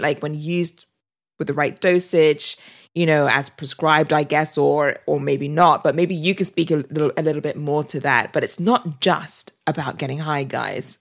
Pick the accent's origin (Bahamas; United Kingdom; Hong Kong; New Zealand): United Kingdom; also born or lived in California; now in Austin, United States; I'm British